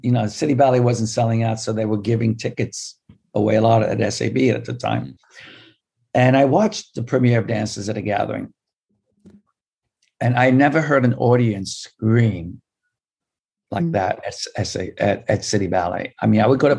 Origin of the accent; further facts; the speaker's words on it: New York City, New York, United States; I grew up in the Upper West Side.